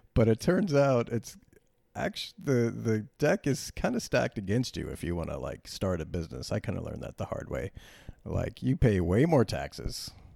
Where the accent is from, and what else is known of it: United States